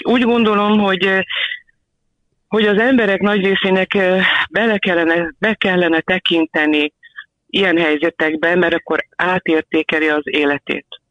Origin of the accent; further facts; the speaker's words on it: Balassagyarmat, Nógrád, Hungary; now in Budapest, Hungary; nálunk Valasi Gyarmatonon egy ilyen, ilyen védőhálóban éltünk mindannyian anyu égkörében. Sportoltam, közlekedni lehetett gyalog vagy biciklivel